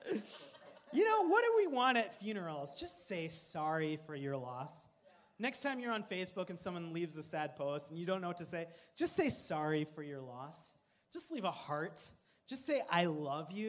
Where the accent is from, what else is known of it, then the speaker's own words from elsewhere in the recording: Coon Rapids, Minnesota, United States; I grew up in Coon Rapids, Minnesota